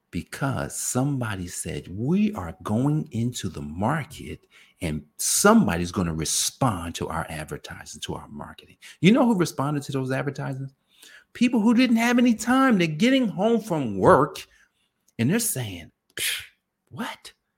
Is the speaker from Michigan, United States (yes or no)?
no; New Jersey, United States; I grew up in New Jersey where Italians made pizza